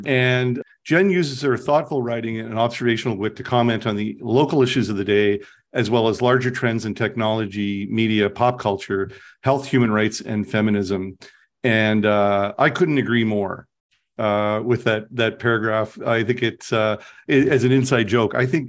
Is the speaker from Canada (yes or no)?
yes; Southern Ontario, Canada; now in Winnipeg, Canada; I'm from Southern Ontario as well. I've lived here a very long time.